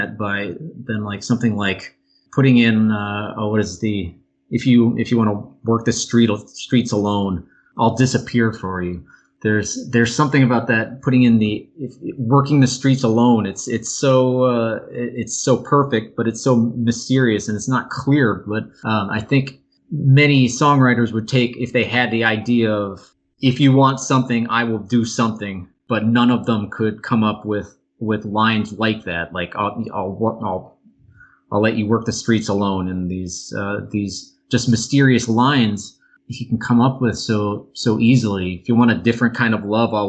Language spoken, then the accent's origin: English; New York, United States; moved away; also born or lived in Mexico City; I'm from New York originally